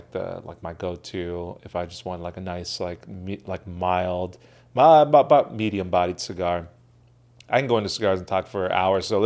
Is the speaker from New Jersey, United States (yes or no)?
no; Orange, California, United States; born or raised there